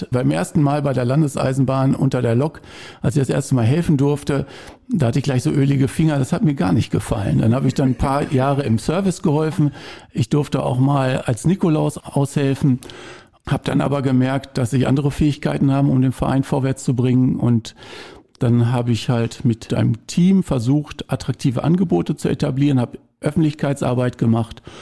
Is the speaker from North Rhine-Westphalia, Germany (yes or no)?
yes; Dörentrupp, North Rhine-Westphalia, Germany; Und ich komme aus dem Kreis Lippe, ich komme aus Dörentrupp, das ist direkt entlang der Strecke, kurz vor Lemgo.